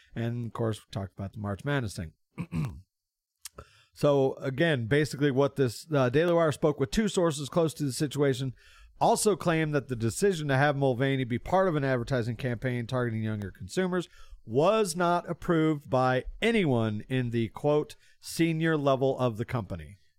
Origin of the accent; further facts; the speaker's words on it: Bloomington, Illinois, United States; also born or lived in Florida; I grew up in Bloomington, moved to Florida